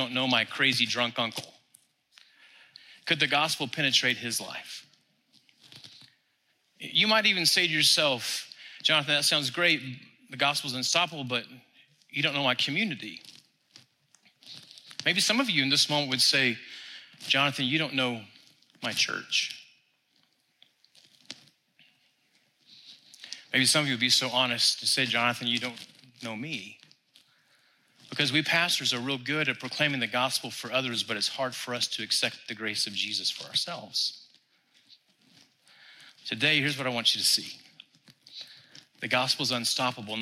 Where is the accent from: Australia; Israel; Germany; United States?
United States; Texas; we're from Texas